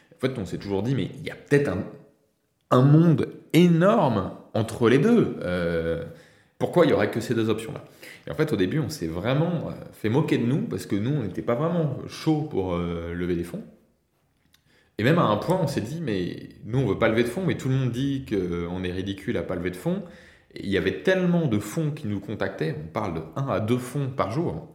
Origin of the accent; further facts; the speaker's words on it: France; also born or lived in Nantes; On est en France bah, parce qu'on est français, parce qu'on a nos amis en France